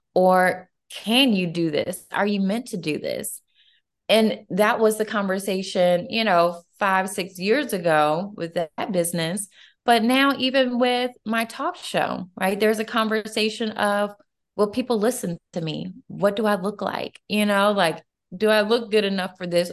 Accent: Atlanta, Georgia, United States; I'm originally from Atlanta, Georgia. So I'm a true Georgia girl through and through

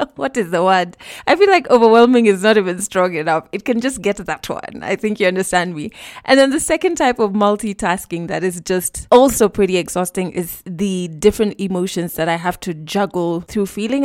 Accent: Kenya; I'm Kenyan

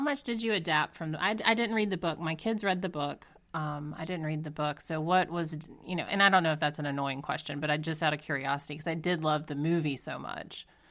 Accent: Georgia, United States; I'm from Georgia

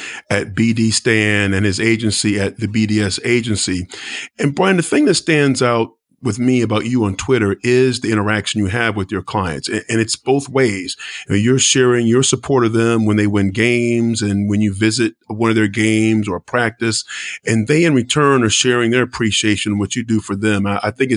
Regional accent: Northern Virginia, United States; growing up in Northern Virginia

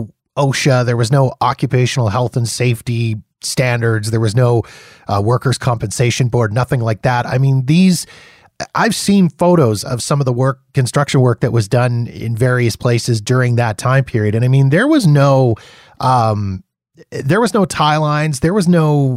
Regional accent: Canada; being Canadian

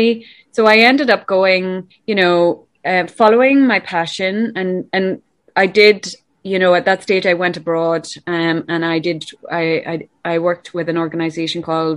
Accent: Ireland; I'm from Ireland

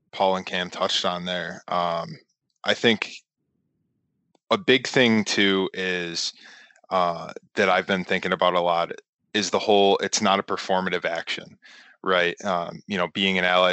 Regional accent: Western New York, United States; I'm from Western New York in a predominantly white conservative community

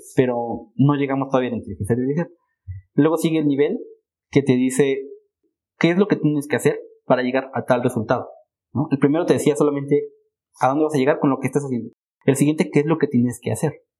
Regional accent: Mexico; como mexicanos

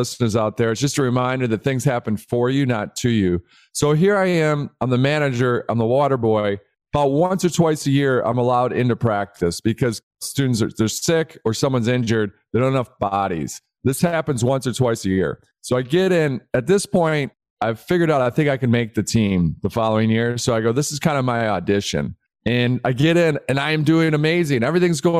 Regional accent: outside of Detroit, Michigan, United States; I grew up in the Midwest outside of Detroit. So at a personal level, just a humble kid born and raised outside of Detroit

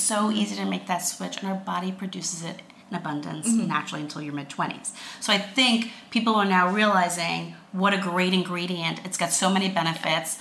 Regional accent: Long Island, New York, United States; accent: Long Island; I'm from Long Island

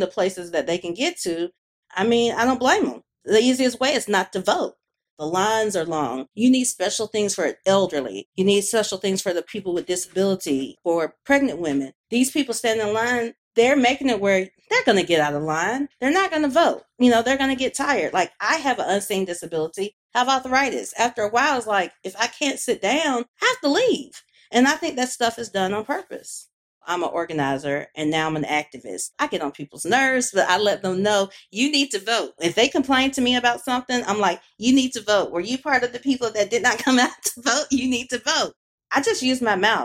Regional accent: Birmingham, Alabama, United States; I'm from Birmingham, Alabama

